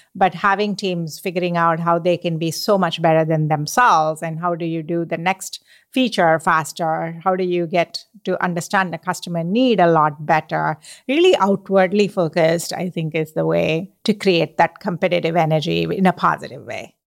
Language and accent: English; India; moved away as an adult; now in United States; I grew up in India